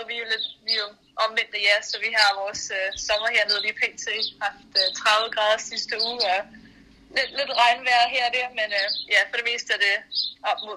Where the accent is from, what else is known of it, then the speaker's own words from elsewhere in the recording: Copenhagen, Capital Region of Denmark, Denmark; Jeg, jeg voksede op i København. Jeg var en bypige